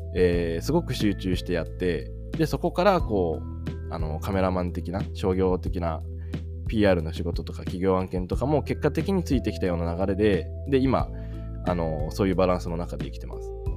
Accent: Japan; moved away as an adult; 僕21の時にあの日本を出ててね海外で生活してで日本にこうたまに帰ってきたりとかしてた

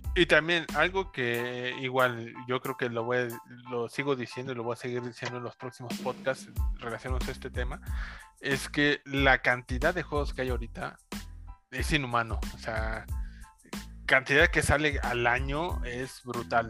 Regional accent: Mexico; now in Mexico City, Mexico; de mi pueblo

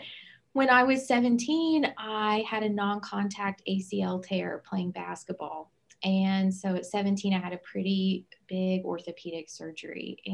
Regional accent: Southern West Virginia, United States; I'm originally from Southern West Virginia

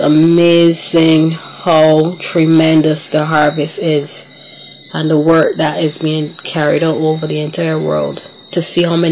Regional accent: Barbados; my hometown, Barbados, where I was born and raised

